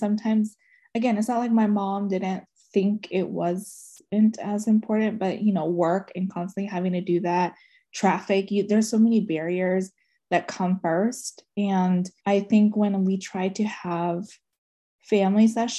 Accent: United States; I was born and raised in Montgomery County.

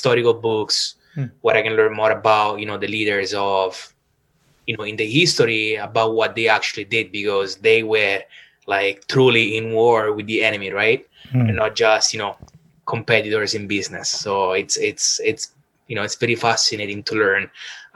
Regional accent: Rome, Lazio, Italy; English is a second language; moved away as an adult; also born or lived in Toronto, Canada / Sydney, Australia; now in Vancouver, Canada; probably from my accent, you can hear that I am originally from Rome

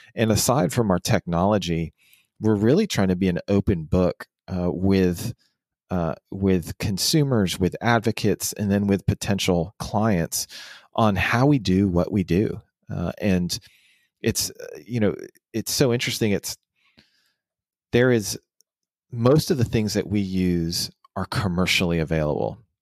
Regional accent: Houston, Texas, United States; also born or lived in Washington, D.C.; now in Dallas, United States; I actually, uh, was born and raised in Houston and then moved to Washington, D C for about six

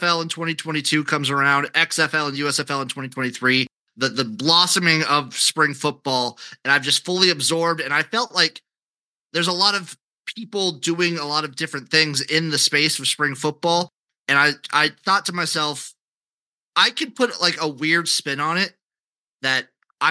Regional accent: Nebraska, United States; I'm from Nebraska

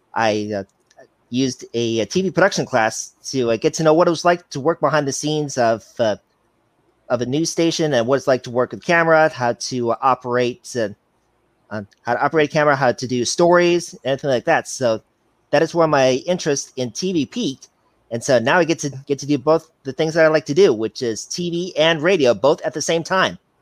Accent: Chicago, Illinois, United States; now in Cedar Rapids, United States; I'm from Cedar Rapids, Iowa. I'm originally from Chicago, Illinois

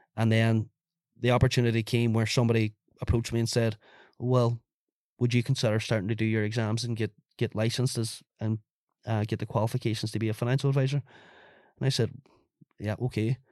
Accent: Ireland; as an Irish person

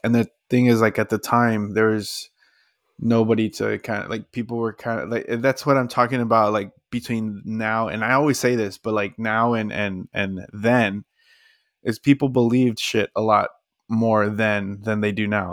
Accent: Texas, United States; it was in my home state

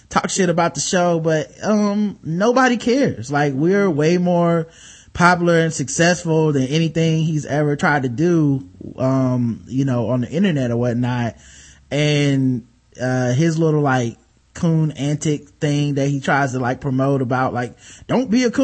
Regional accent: Jamaica; I'm Jamaican. So, you know, I have like four or five jobs, man.

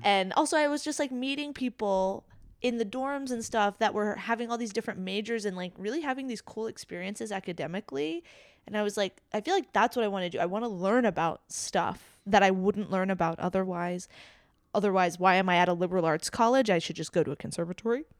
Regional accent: South Florida, United States; also born or lived in Jamaica; me being from Florida

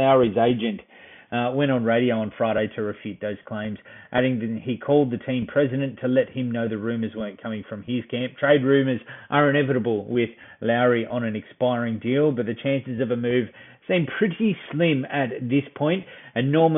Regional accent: Australia; we're Aussie

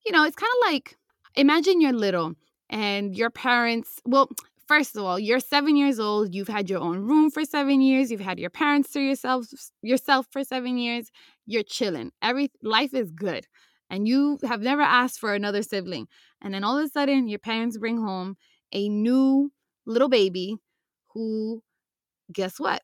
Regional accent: United States

